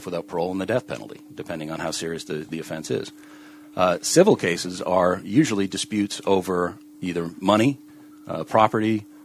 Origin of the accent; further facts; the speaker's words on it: Portland, Maine, United States; moved away as an adult; now in North Carolina, United States; I was born and raised in Portland, Maine. Grew up there, went to high school there